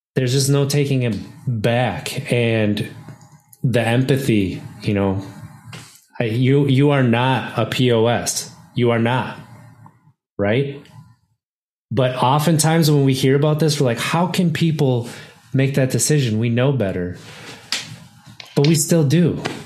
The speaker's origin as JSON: {"language": "English", "region": "Wisconsin", "country": "United States", "tie": "born or raised there", "said": "I grew up in Wisconsin my entire life, and I grew up in a small town"}